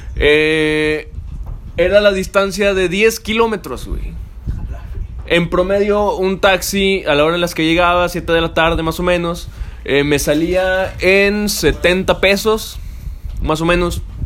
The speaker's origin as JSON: {"language": "Spanish", "country": "Mexico", "said": "aquí en mi país, cabrón, del orgulloso que me sentía ser mexicano"}